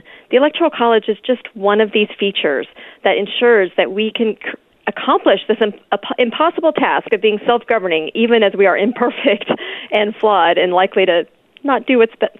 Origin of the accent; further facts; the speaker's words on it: Houston, Texas, United States; now in Dallas, United States; well, I'm a Texan, make no mistake about that.